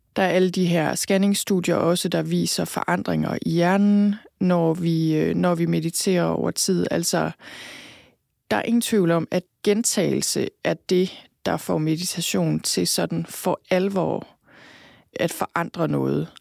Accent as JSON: {"language": "Danish", "area": "Thy", "region": "North Denmark Region", "country": "Denmark", "tie": "born or raised there", "also_born_or_lived": "London", "moved": "yes", "said": "født og opvokset i Thy"}